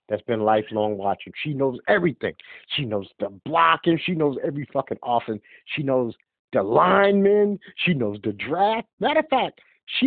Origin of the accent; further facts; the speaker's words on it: New York City, New York, United States; being born and raised in Brooklyn